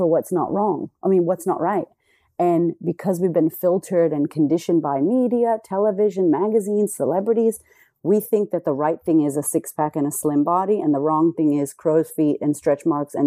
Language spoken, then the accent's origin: English; United States; now in Australia; I'm American in Australia